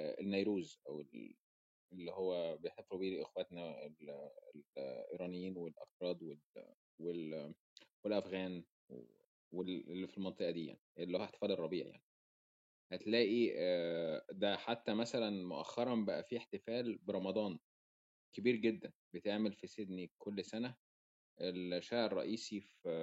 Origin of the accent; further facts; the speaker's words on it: Egypt; now in Australia; إحنا كمصريين